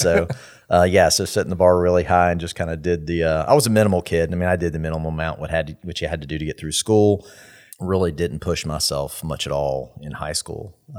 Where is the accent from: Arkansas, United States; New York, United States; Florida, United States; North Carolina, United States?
Florida, United States; Tallahassee; So I grew up here in Tallahassee all the way through.